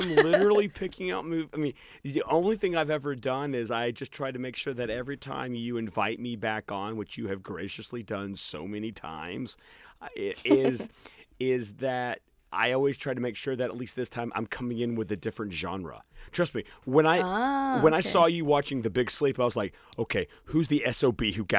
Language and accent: English; Birmingham, Alabama, United States; you how many times people ask me where I'm from, and I'm like, Birmingham. And they're like, no, but where are you originally from? Birmingham. Oh, you don't sound Southern at all.